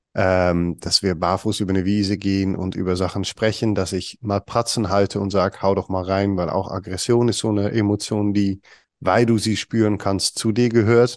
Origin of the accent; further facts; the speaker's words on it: Netherlands; German is a second language; moved away; komme ich aus Holland, ich bin Holländer